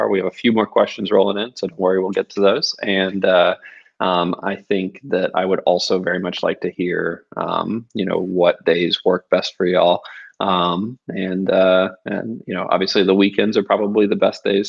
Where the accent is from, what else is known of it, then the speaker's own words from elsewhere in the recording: Jacksonville, Florida, United States; I'm actually from Jacksonville, Florida